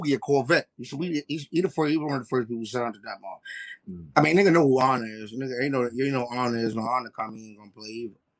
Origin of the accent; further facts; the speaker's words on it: New York City, New York, United States; I'm from Harlem.